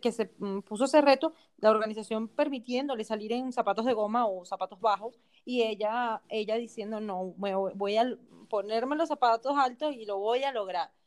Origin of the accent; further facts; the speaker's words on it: Venezuela; soy venezolana